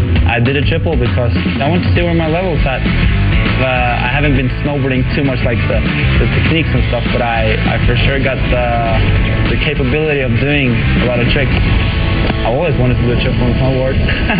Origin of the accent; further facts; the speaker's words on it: Norway; I'm from Norway.